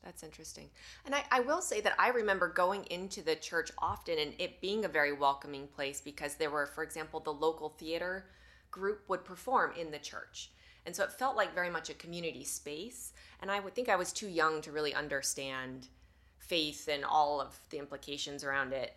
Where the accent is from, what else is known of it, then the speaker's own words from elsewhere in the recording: Sierra City, California, United States; I grew up in Northern California in the mountains, uh, a small town called Sierra City